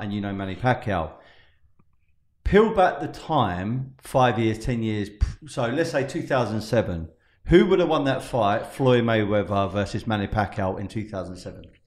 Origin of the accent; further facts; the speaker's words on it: United Kingdom; Being British